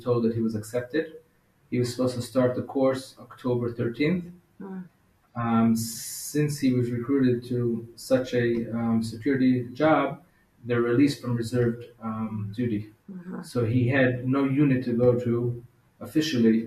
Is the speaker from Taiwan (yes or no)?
no; Israel; also born or lived in Denver, Colorado, United States; My parents made Aliyah when I was the age of 5